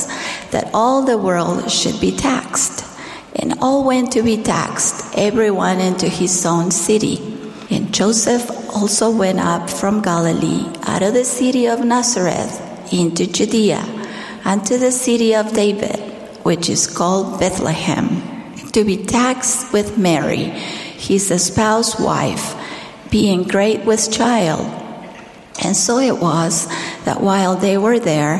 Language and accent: English; Argentina; as a primary child growing up in Argentina